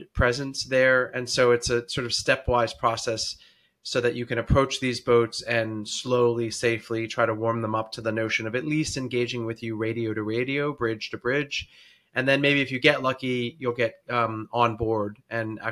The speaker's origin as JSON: {"language": "English", "town": "Washington", "region": "District of Columbia", "country": "United States", "said": "I'm originally from Washington, D.C., and that's where I live now"}